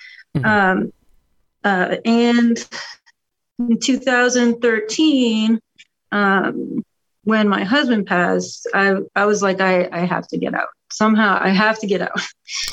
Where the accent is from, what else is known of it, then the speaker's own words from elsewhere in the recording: Boston, Massachusetts, United States; born there; also born or lived in Orlando, United States; I was born in the Boston area, but lived in Orlando, so I've been like traveling literally my whole life before, during, and after the army.